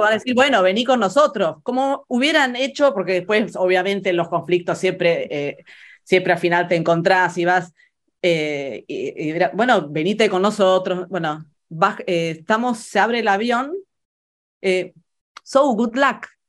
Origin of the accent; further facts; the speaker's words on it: Buenos Aires, Argentina; moved away; also born or lived in Florence, Italy; para mí crecer en Buenos Aires, crecer en, la Argentina